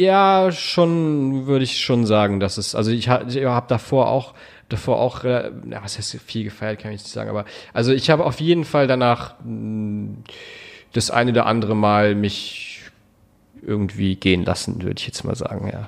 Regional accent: Berlin, Germany; also born or lived in Hamburg; ich bin in Charlottenburg geboren. Ich habe in Wilmersdorf lange gewohnt

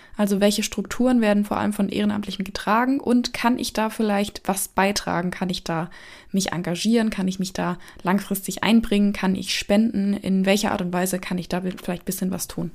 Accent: Erlenbach Binswangen, Bavaria, Germany; in erlenbach binswangen meinem Heimatort

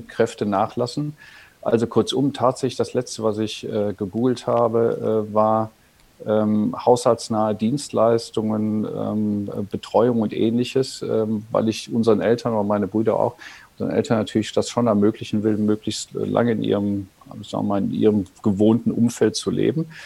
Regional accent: North Rhine-Westphalia, Germany; ich am Niederrhein aufgewachsen bin

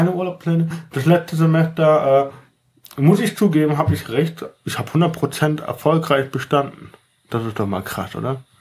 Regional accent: Germany; ja, äh, ich komme ursprünglich aus der Eifel.

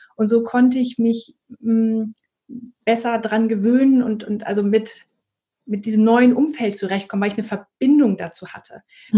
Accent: Northern Germany, Germany; moved away; ich komme aber ursprünglich aus Norddeutschland.

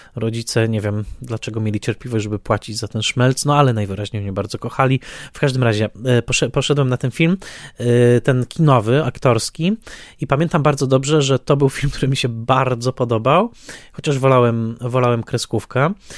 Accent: Tarnowskie Góry, Silesian Voivodeship, Poland; also born or lived in Strzybnica; now in Warsaw, Poland; ja dorastałem w Tarnowskich Górach, konkretnie w dzielnicy Tarnowskich Gór

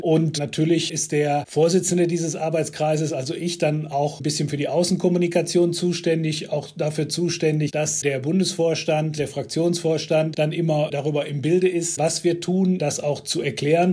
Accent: Heimbach, North Rhine-Westphalia, Germany; born or raised there

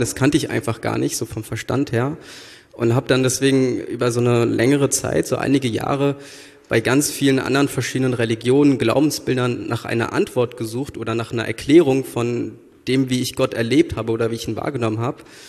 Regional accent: Frankfurt am Main, Hesse, Germany; moved away as an adult; now in Berlin, Germany; Ich komme äh, ursprünglich aus Frankfurt am Main und bin vor, ich glaube, acht Jahren nach Berlin gezogen

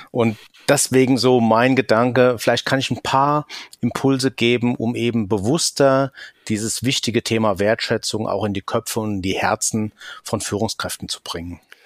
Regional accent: Rhine-Main area, Hesse, Germany; accent: Hessian; komme aus dem Rhein-Main-Gebiet, hört man vielleicht auch an meinem hessischen Akzent

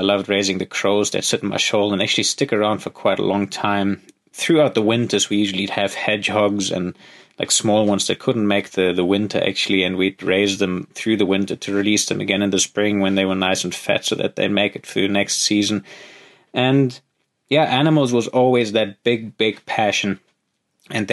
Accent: Lake Constance, Baden-Württemberg, Germany; moved away as an adult; now in Kalahari, Africa; I grew up in Germany. Sorry, boring. But I think even for German standards, my life was not exactly standard. I was raised on a small sort of countryside village just on the edge of a massive lake, Lake Constance in southern Germany.

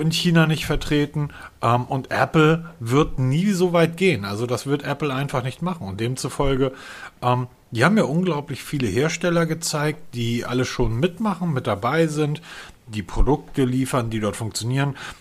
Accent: Germany; ich als Deutscher

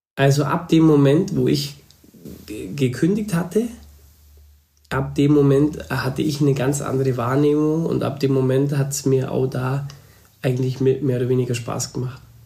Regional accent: Upper Bavaria, Germany; ich bin eigentlich noch Oberbayer

